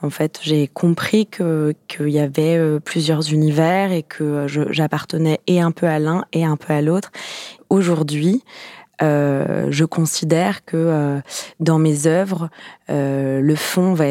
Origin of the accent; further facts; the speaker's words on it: Paris, Île-de-France, France; Alors j'ai grandi à Paris. Euh, j'ai grandi dans le 19e arrondissement.